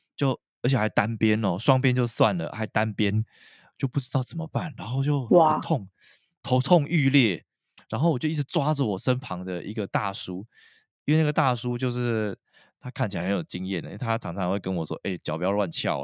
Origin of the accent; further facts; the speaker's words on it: Taiwan; 对于我们台湾人的角度而言